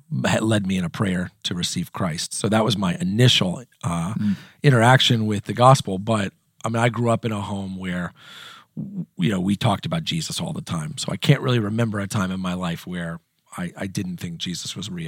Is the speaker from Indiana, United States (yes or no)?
yes; Indiana, United States; I'll just start with, I am from Southern Indiana. My family moved a couple of times when I was a kid growing up, but when I was in eighth grade, we moved to Southern Indiana, and that's where my family still is.